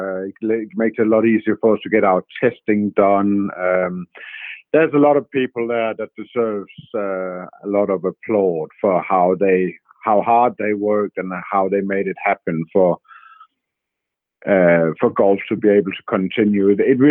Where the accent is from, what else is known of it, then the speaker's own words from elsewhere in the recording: Denmark; moved away; before I head off to Denmark to play next week, which would be quite nice to get back to my home nation